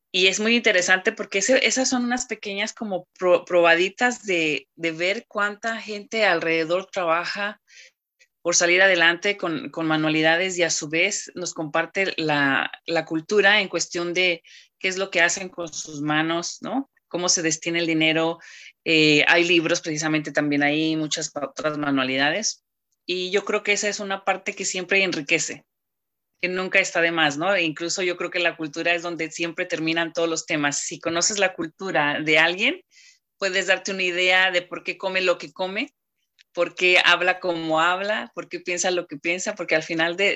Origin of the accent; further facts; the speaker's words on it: northern Mexico, Mexico; now in Bloomington, United States; Yo soy mexicana. del norte. Nosotros tenemos viviendo en este pueblo 20 años ya.